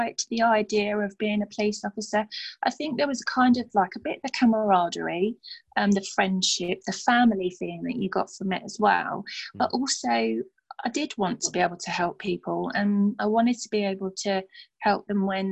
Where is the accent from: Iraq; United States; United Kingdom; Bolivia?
United Kingdom; London; accent: Cockney; now in Stevenage, United Kingdom; I grew up in a place called, well, we call it Burnt Oak because we're from like Cockney Town.